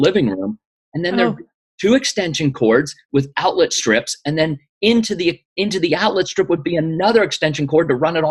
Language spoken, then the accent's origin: English; Western Pennsylvania, United States; moved away as an adult; also born or lived in Washington, D.C. area; I grew up in Western Pennsylvania